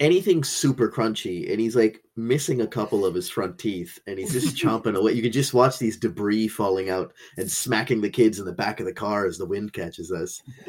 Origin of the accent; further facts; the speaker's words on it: Sri Lanka; Because our family's from the island, like we're from Sri Lanka, we eat different snacks.